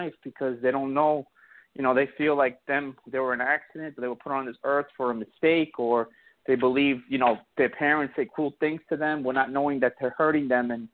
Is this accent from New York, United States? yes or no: yes; New York City, New York, United States; I grew up in Bensonhurst